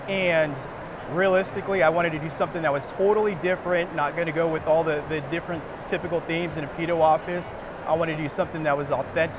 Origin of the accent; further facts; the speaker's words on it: Phoenix, Arizona, United States; I'm from Phoenix, Arizona. Grew up in the East Valley